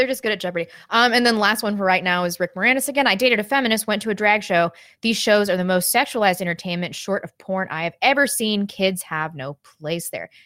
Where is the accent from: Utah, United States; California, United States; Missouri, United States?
Missouri, United States; St. Louis; moved away; growing up in Saint Louis